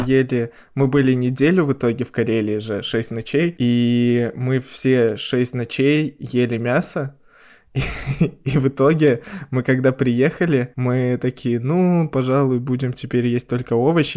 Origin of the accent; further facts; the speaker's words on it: Belarus; Мы белорусы